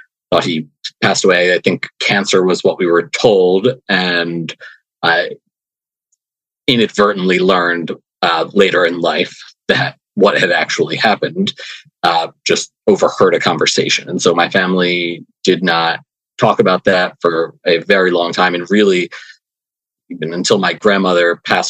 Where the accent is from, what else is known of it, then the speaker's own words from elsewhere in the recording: Lower Merion, Pennsylvania, United States; now in New York City, United States; I am from Lower Merion, Pennsylvania